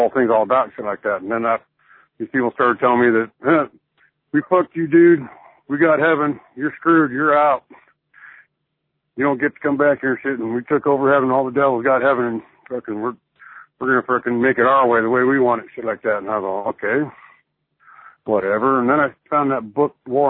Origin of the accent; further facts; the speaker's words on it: Salt Lake City, Utah, United States; also born or lived in California; I grew up here in Salt Lake, and I was exposed to this Mormonism shit. I moved to California for a while, and I came back.